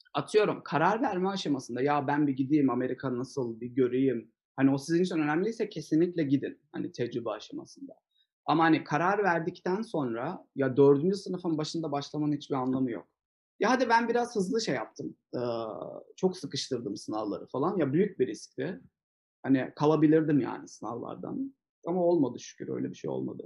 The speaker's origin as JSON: {"language": "Turkish", "country": "Turkey", "moved": "as an adult", "lives_now": "United States", "said": "bir Türkler olarak"}